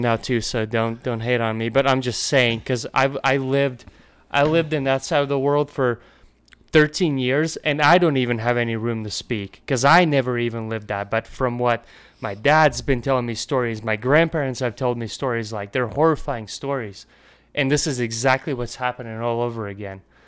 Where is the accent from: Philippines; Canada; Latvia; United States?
Latvia; moved away; I come from Latvia